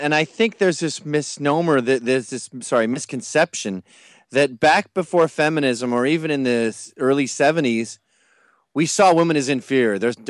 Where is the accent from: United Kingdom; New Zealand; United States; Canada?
United Kingdom; born there; No, I was born in Britain. I venerate football.